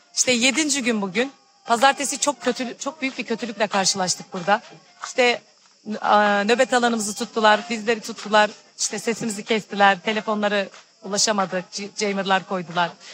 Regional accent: İkizköy, Muğla, Turkey; İkizköy'de doğdum. İkizköylüyüm.

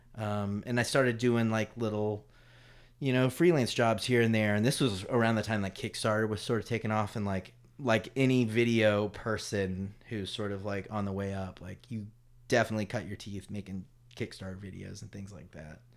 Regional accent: Durham, North Carolina, United States; moved away as an adult; also born or lived in Paris, France / Chapel Hill; when we were growing up in Durham

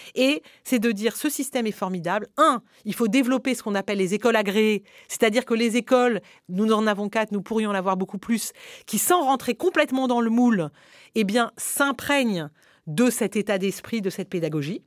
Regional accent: France; en tant que Français

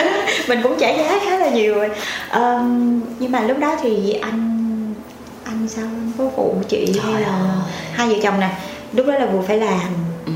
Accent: My Tho, Tiền Giang, Vietnam; về quê của em em ở dưới mỹ tho

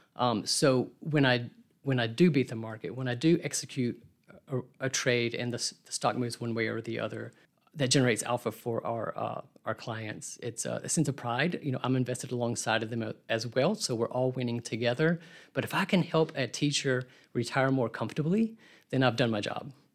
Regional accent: Birmingham, Alabama, United States; I grew up here in Birmingham

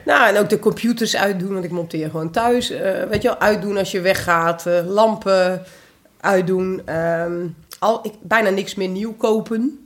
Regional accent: Twente, Overijssel, Netherlands; moved away; also born or lived in Curaçao; ik ben half Antilliaans, half Tukkers. Of nou, in Twente opgegroeid

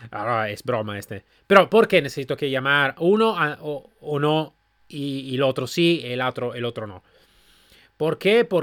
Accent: Málaga, Andalusia, Spain; Yo soy de Málaga.

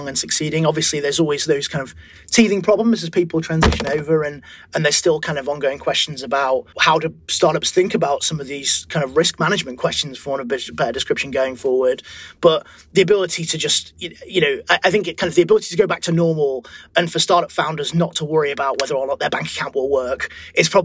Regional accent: Leeds, Yorkshire and the Humber, United Kingdom; I'm from Leeds

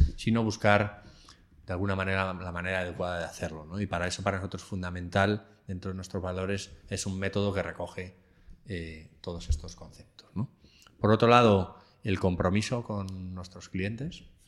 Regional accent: Alcalá de Henares, Community of Madrid, Spain; yo soy de Alcalá de Henares, cuando vuelvo a mi casa

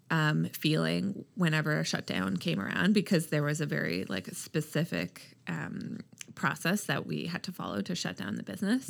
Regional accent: Halifax, Nova Scotia, Canada; also born or lived in Toronto; when I decided to move back home, I'm from Halifax, uh, from Toronto

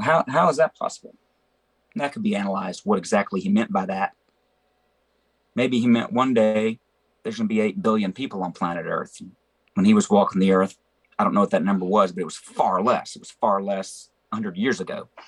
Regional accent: Memphis, Tennessee, United States; I grew up in Memphis

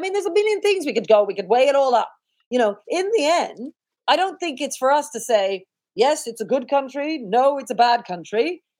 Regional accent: United Kingdom; the fact that we are British. And if you want to have a functioning country, we all have to share something and we all have to believe in something.

